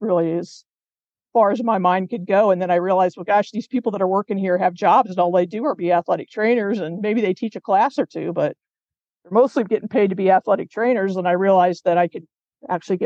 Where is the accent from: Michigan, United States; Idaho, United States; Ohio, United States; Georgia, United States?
Ohio, United States; Cincinnati; I grew up in Cincinnati